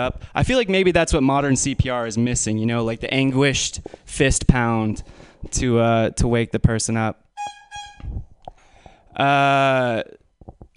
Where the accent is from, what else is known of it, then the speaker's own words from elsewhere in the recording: Menlo Park, California, United States; I'm from Menlo Park.